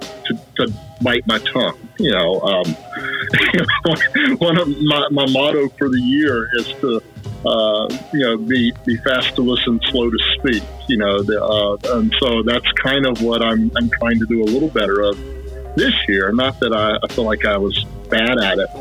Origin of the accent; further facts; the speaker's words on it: South Carolina, United States; I was raised in South Carolina